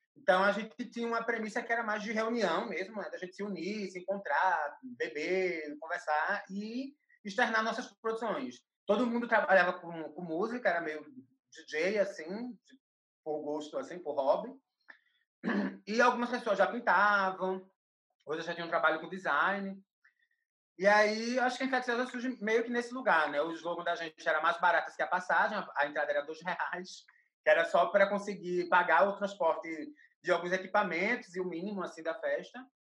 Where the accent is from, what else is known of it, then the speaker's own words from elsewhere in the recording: Recife, Pernambuco, Brazil; now in São Paulo, Brazil; eu sou de Recife, moro em São Paulo